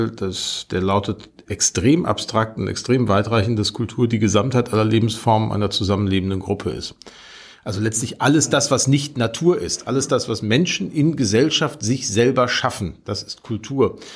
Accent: Gelsenkirchen, North Rhine-Westphalia, Germany; Also Gelsenkirchen, meine Heimatstadt, hat 1968 so viel Stahl gekocht wie keine andere Stadt in Europa

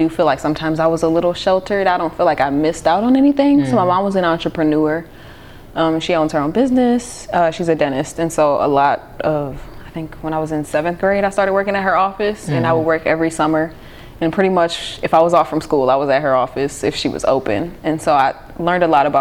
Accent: New Orleans, Louisiana, United States; So I grew up in New Orleans

